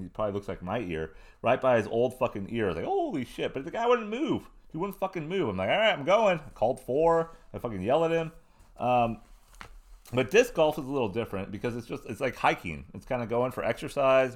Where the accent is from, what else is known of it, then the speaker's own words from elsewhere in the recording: Southern California, United States; I was a punk rock kid, growing up in Southern California, being in bands.